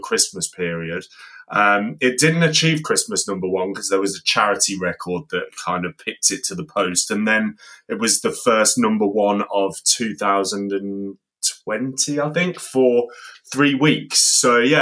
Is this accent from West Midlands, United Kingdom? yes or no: yes; Coventry, West Midlands, United Kingdom; in Coventry because that's City of Culture this year and also my hometown